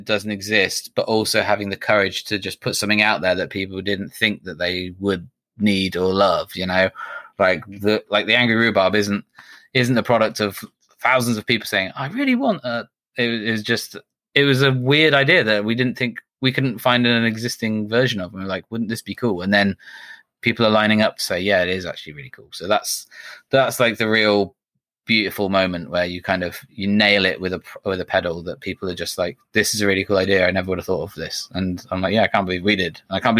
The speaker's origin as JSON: {"language": "English", "country": "United Kingdom", "said": "we're British, so we get to say we're the first British company doing that."}